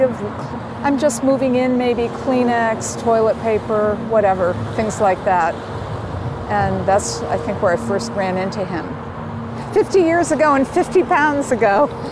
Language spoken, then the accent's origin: English; Saratoga Springs, New York, United States; moved away as an adult; also born or lived in Boston, Massachusetts; I was going to a college that was bigger than my hometown. Saratoga had 12,000 people